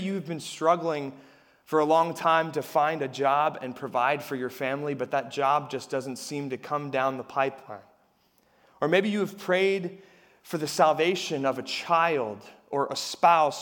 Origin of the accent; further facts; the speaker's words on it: Harrisburg, Pennsylvania, United States; I'm from Harrisburg